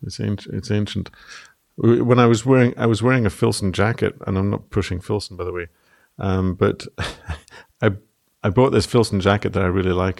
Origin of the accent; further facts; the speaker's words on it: Scotland, United Kingdom; now in Ireland; as a Scotsman